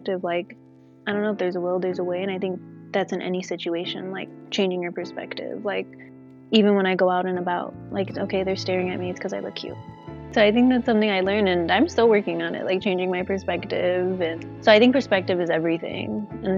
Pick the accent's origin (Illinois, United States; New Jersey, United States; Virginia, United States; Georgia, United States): Illinois, United States; Chicago; I'm from Chicago. So I grew up with my twin sister and my mom and my dad